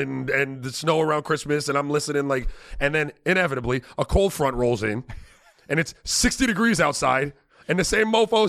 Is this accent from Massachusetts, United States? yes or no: no; South Florida, United States; No, I'm from South Florida, right?